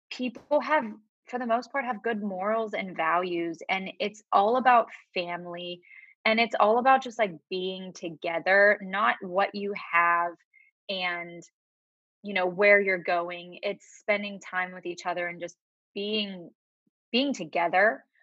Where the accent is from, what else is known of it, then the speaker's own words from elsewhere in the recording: Pittsburgh, Pennsylvania, United States; accent: Pittsburgh; I feel like my Pittsburgh accent is gone. I do say certain words that are Pittsburgh like Yinzer words, but I feel like I don't have the accent.